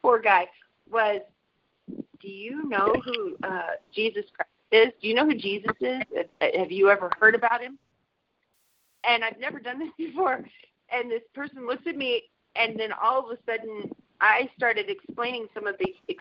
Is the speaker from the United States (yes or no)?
yes; Washington, United States; I'm actually from Washington